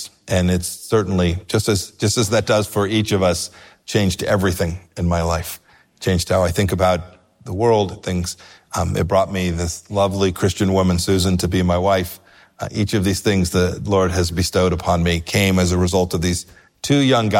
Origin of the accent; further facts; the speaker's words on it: Southern California, United States; moved away as an adult; I grew up in Southern California.